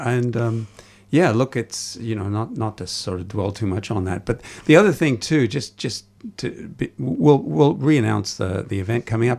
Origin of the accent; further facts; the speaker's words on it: Toronto, Ontario, Canada; moved away; as you can probably tell from my accent, I come from elsewhere. It's Toronto where I oh, was